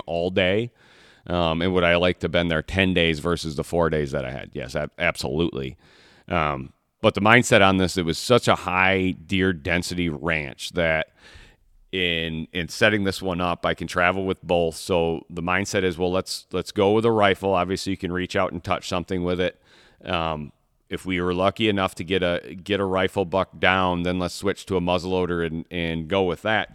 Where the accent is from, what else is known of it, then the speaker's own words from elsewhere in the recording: Michigan, United States; I'm from, I'm born and raised in Michigan.